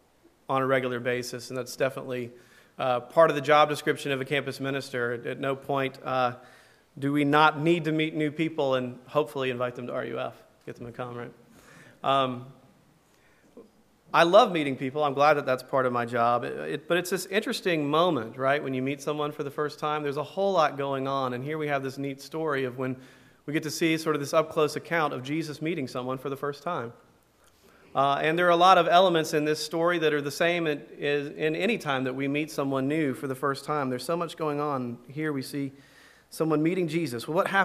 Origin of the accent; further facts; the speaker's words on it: Tuscaloosa, Alabama, United States; I grew up in Tuscaloosa, Alabama